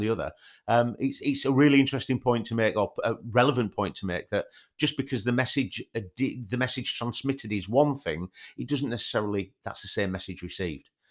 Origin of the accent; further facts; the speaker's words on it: Yorkshire and the Humber, United Kingdom; I'm from Yorkshire